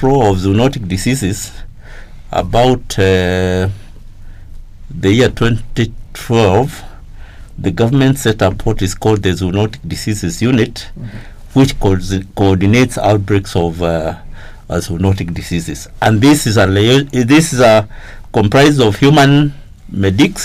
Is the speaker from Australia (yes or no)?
no; Kenya; I grew up in Kenya when we had a very stringent agricultural extension service